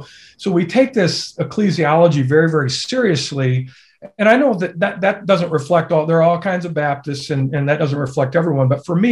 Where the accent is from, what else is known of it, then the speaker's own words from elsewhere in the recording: Michigan, United States; now in Waco, United States; I grew up in Michigan. I was from the Holiness Free Methodist tradition